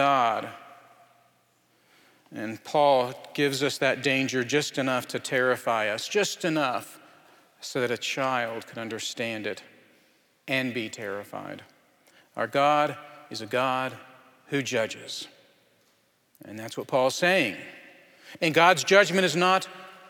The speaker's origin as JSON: {"language": "English", "town": "Anchorage", "region": "Alaska", "country": "United States", "moved": "yes", "said": "I'm from Anchorage, just a quarter mile from where my family used to live"}